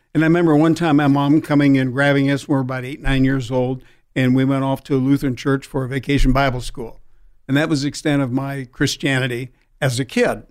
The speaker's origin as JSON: {"language": "English", "town": "Peoria", "region": "Illinois", "country": "United States", "tie": "born or raised there", "moved": "yes", "lives_now": "San Diego, United States", "said": "I grew up back in Illinois, Peoria"}